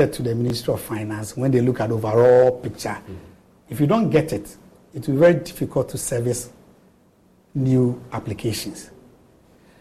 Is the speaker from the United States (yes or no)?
no; Eastern Region, Ghana; I'm from the Eastern region. I'm from Chebbi